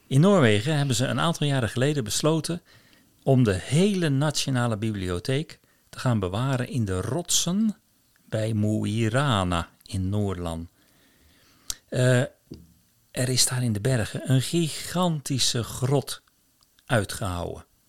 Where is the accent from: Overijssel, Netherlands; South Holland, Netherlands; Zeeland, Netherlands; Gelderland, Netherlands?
South Holland, Netherlands; Rotterdam; moved away as an adult; now in Kviteseid, Norway; Als Rotterdammer